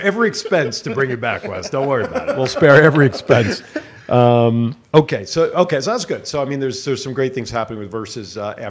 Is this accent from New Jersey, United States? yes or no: yes; New Jersey, United States; now in Las Vegas, United States; I'm from Jersey